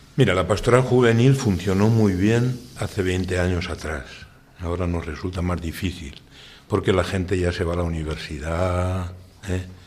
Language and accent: Spanish; Utiel, Valencian Community, Spain; moved away as an adult; now in Copiapó, Chile; soy de Utiel, nacido en Utiel